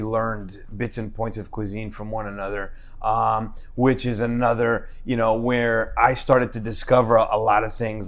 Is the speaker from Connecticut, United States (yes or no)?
no; Newark, New Jersey, United States; I was born and raised in Newark.